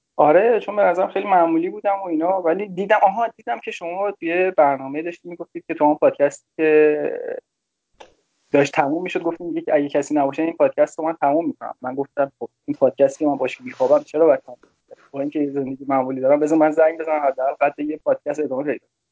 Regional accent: Damavand, Tehran Province, Iran; من تهران متولد شدم ولی به خاطر کار پدرم رفتیم شهرستان دماوند

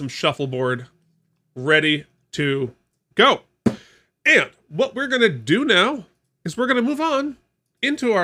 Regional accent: Vermont, United States; I was raised in Vermont, sort of on a farm

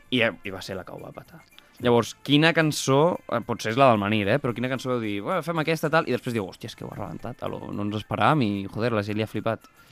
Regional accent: Molins de Rei, Catalonia, Spain; nosaltres venim de Molins

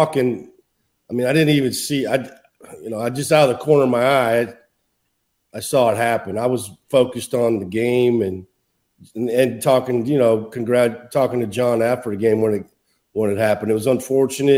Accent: Iowa, United States; moved away; I'm from Iowa

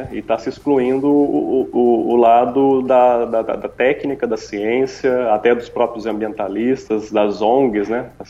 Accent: Guaratinguetá, São Paulo, Brazil; a gente é aqui de Guaratinguetá, né?

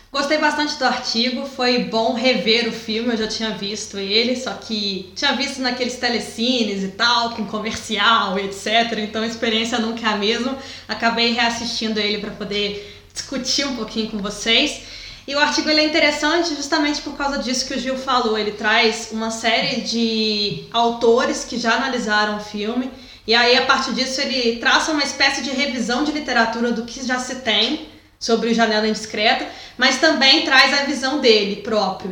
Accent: Juiz de Fora, Minas Gerais, Brazil; moved away; se eu tivesse talvez morando em Juiz de Fora, que é onde é a minha cidade natal

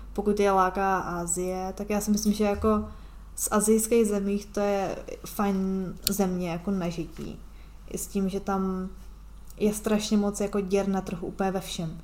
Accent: Czechia; moved away as an adult; já se ráda vracím do Česka

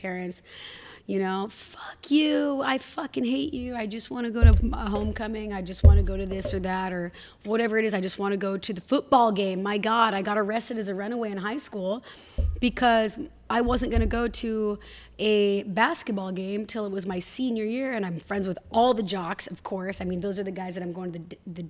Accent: Hood River, school at Bellarmine Prep, Pacific Northwest, United States; also born or lived in Tacoma, Washington; They raised me in Hood River, windsurfing, kite surfing, every single weekend

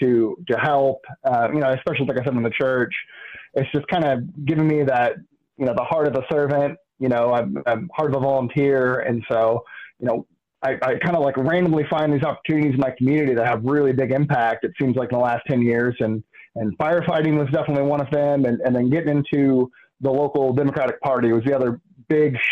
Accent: Columbus, Indiana, United States; also born or lived in Illinois; I grew up here in Columbus. I wasn't necessarily born here. I was born in Illinois. Don't hold it against me, but moved here when I was two

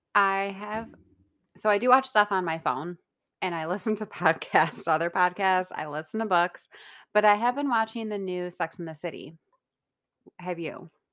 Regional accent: Rochester, New York, United States; I'm from Rochester, New York

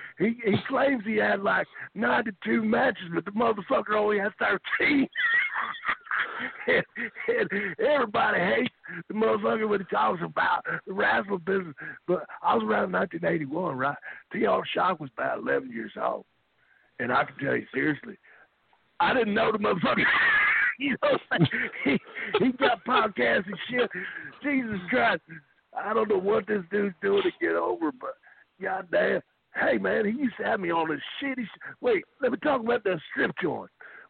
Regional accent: Hendersonville, Tennessee, United States; I'm from Hendersonville, Tennessee, and I like country music, so.

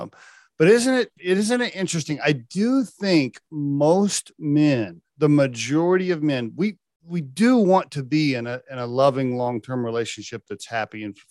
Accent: Oklahoma, United States; I grew up in Oklahoma

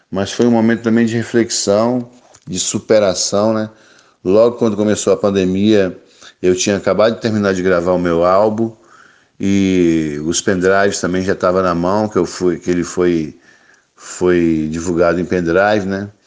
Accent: Pinheiros, Espírito Santo, Brazil; moved away as an adult; now in Rio de Janeiro, Brazil; lá no Espírito Santo, a minha cidade natal, que é Pinheiros. E eu vi que ele não dava pé mais para mim. Aí eu resolvi meter o pé para o Rio de Janeiro. E já fazem 20 anos que eu moro aqui no Rio.

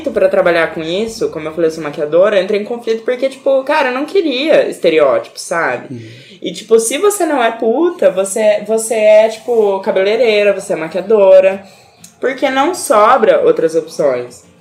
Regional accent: Arapongas, Paraná, Brazil; born there; É, eu nasci em Arapongas

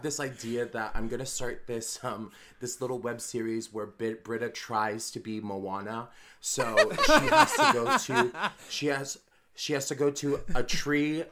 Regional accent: Arizona, United States; also born or lived in Los Angeles / New York; now in Oahu, United States; I grew up in the middle of the desert in Arizona

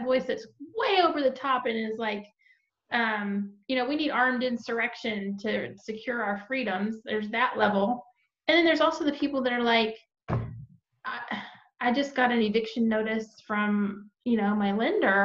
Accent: Texas, United States; now in Georgia, United States; We're both also from Texas

